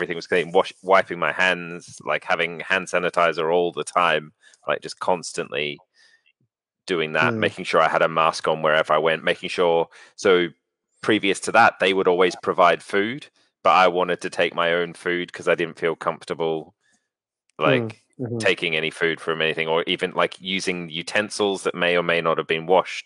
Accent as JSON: {"language": "English", "town": "Melbourne", "region": "Victoria", "country": "Australia", "tie": "born or raised there", "moved": "yes", "said": "Which happened in my hometown"}